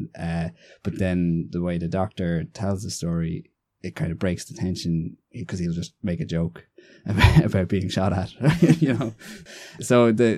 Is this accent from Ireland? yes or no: yes; Navan, Leinster, Ireland; also born or lived in Galway; I'm from Navan, County Meath